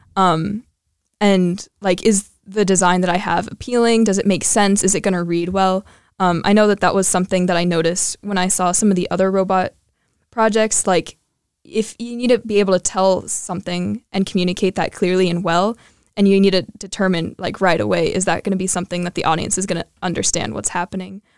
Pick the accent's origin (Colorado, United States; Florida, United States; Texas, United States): Colorado, United States; moved away; I am from Colorado